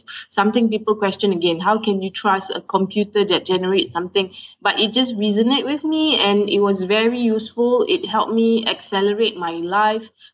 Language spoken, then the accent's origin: English; Singapore; I'm from Singapore